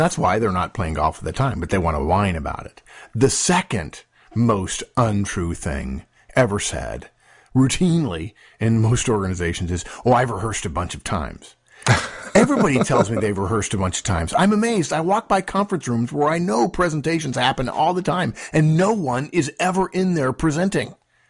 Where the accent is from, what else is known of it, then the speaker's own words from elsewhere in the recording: Los Angeles, California, United States; When I was in high school, I grew up in Los Angeles.